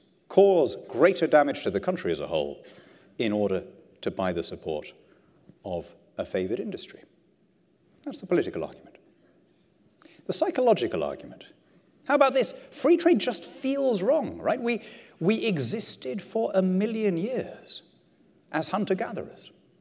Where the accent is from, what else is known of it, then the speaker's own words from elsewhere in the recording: Lima, Peru; You know, I grew up in Lima, in South America. And Lima, when I was a kid, was ringed by shantytowns, by slums.